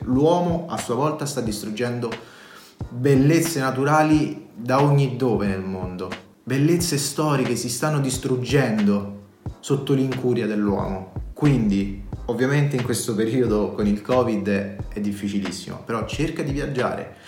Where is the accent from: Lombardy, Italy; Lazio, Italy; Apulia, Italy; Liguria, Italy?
Lazio, Italy; Rome; sono un romano